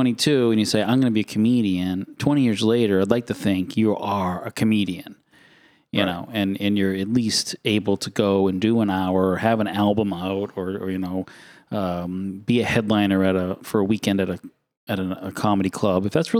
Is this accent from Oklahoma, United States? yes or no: no; Maine, United States; I'm from Maine.